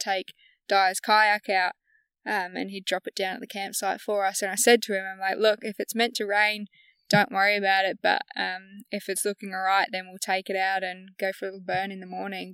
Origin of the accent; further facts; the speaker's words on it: the Hills, South Australia, Australia; also born or lived in Morgan, South Australia; I grew up in the hills